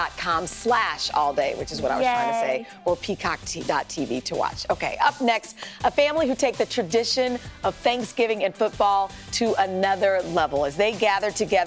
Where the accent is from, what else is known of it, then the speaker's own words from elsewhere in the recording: Kansas, United States; moved away; my home state